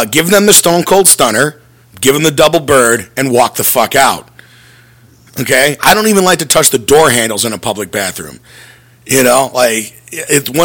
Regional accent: North Glenview, Illinois, United States; the North Glovey stop, which is where Grandpa's, which is the local Irish bar in my hometown, is

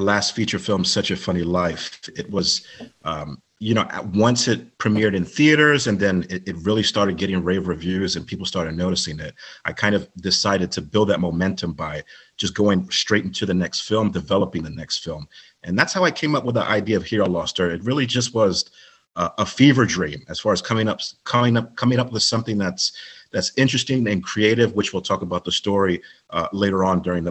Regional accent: Maryland, United States; moved away; also born or lived in New York City; I was born and raised in Maryland, but I lived in New York for over two decades

